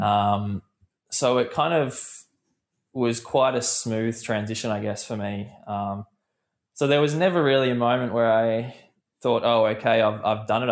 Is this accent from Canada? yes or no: no; Australia; growing up as an Australian